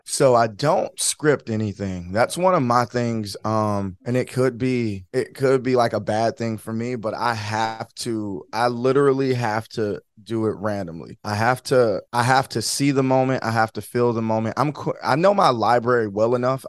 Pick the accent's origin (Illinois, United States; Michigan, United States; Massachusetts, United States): Michigan, United States; Detroit; moved away as an adult; now in Florida, United States; born and, born and raised in Michigan, grew up in Detroit, um, but yeah, born and raised. I live in Florida now